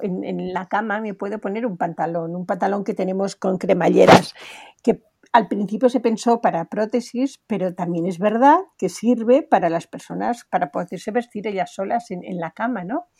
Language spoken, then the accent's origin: Spanish; Spain; Tenemos que estar orgullosos de lo que podemos hacer en España